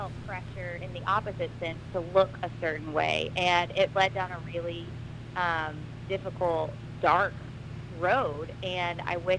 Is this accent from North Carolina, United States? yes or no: no; Dallas, Texas, United States; moved away as an adult; now in Wilmington, United States; I'm from Dallas, Texas.